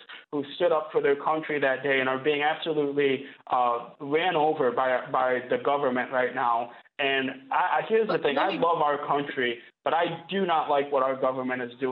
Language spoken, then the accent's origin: English; Flint, Michigan, United States; from 6 to 16 years old, I grew up in the Michigan foster care system